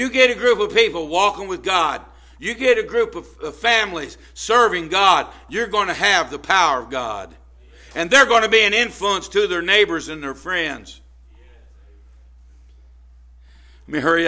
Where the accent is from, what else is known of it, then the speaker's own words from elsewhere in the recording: Indianapolis, Indiana, United States; I'm from Brightwood, over 28th and Sherman, 25th and Sherman. Forced Manor, 30th Forced Manor